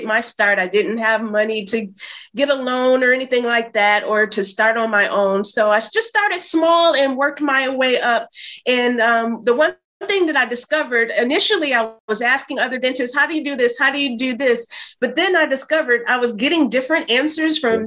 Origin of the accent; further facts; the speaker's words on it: Flint, Michigan, United States; moved away as an adult; also born or lived in New York City; now in New York, United States; I'm from Flint, Michigan, had no idea that I would end up living in New York.